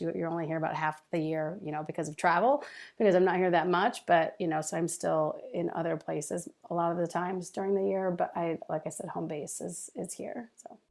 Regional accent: Dearborn, Michigan, United States; moved away as an adult; also born or lived in North Carolina / Los Angeles; I grew up just outside of Detroit and Dearborn

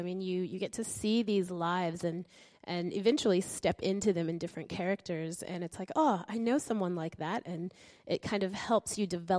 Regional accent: United States; now in Brisbane, Australia; I'm from America, and I live in Brisbane

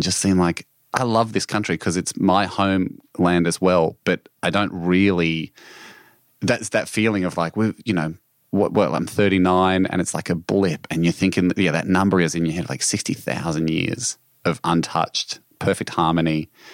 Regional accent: Australia; my home country

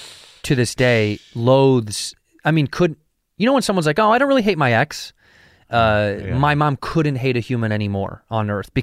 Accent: Chicago, Illinois, United States; moved away as an adult; also born or lived in Arizona; I grew up in Chicago.

